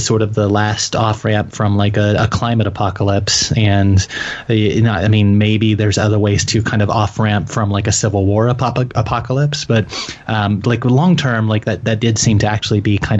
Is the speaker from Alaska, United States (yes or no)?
no; Little Rock, Arkansas, United States; I grew up in Little Rock, Arkansas, and I'm 34 years old